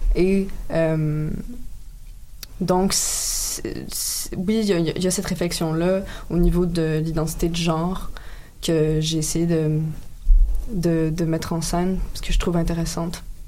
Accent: Quebec, Canada; je suis québécoise si je n'ai pas des ancêtres québécois

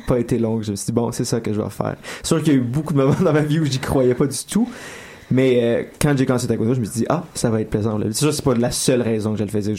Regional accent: Laval, Quebec, Canada; je dis toujours que je viens de Montréal, ce qui est pas vrai non plus parce que je viens de Laval

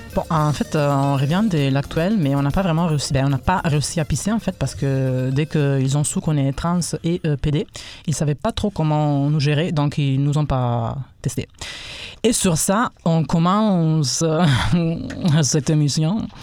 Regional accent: Italy; first language Italian; French is a second language; now in Quebec, Canada; je suis italien

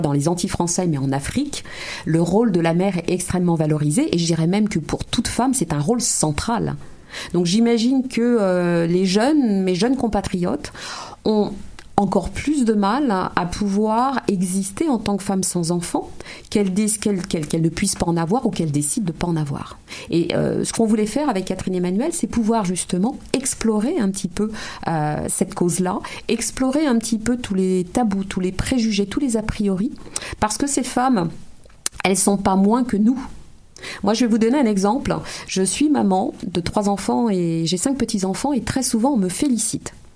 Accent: France; moved away as an adult; also born or lived in Martinique; now in Montreal, Canada

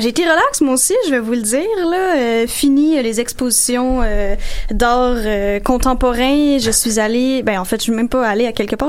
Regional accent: Sainte-Julie, Quebec, Canada; chez nous à Sainte-Julie dans mon bungalow

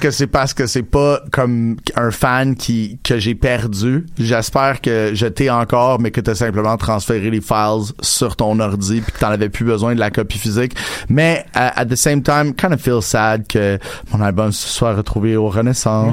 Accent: Montreal, Quebec, Canada; also born or lived in Outremont; j'ai passé une, grande partie de mon enfance avec Ville-Saint-Laurent, puis mon adolescence

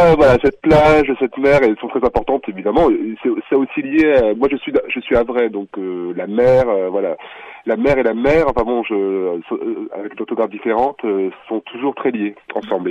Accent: France; Je suis français

